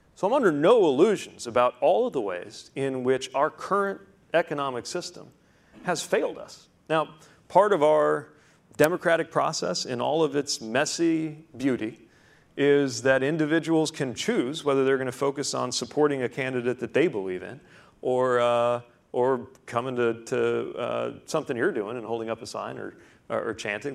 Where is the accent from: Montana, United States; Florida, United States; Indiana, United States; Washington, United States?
Indiana, United States; I grew up in Indiana